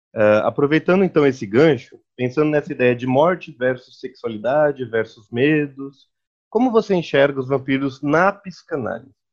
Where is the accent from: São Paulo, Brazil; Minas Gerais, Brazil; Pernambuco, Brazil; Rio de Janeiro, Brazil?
São Paulo, Brazil; nós somos de São Paulo